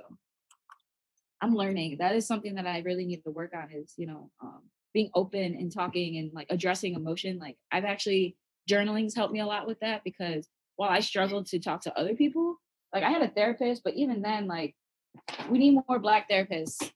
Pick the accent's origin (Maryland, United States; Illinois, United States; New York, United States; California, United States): Illinois, United States; Chicago; moved away; I grew up where you couldn't address your emotions, especially growing up in Chicago